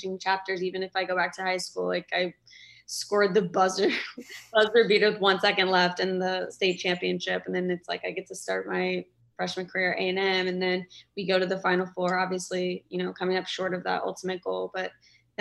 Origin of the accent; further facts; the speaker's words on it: Kansas City, United States; moved away as an adult; go back to Kansas City, obviously my hometown